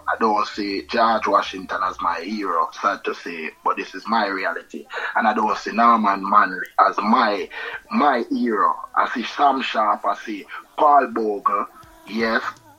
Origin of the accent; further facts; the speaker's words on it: Kingston, Jamaica; moved away as an adult; also born or lived in Switzerland; now in England; So I'm from East Kingston, you know, at that time I'm here in England